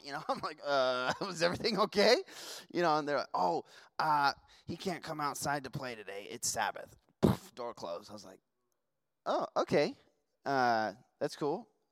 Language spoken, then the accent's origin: English; Las Vegas, Nevada, United States; moved away; also born or lived in Washington; I grew up in Vegas